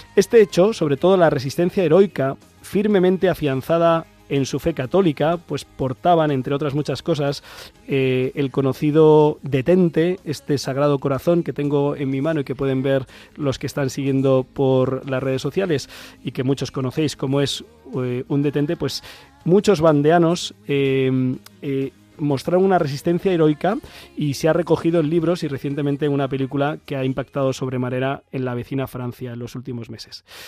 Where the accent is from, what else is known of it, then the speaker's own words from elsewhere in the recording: Ciempozuelos, Community of Madrid, Spain; la Virgen del Consuelo de Cienpozuelos, que es la patrona de mi parroquia, de mi pueblo de Pozolos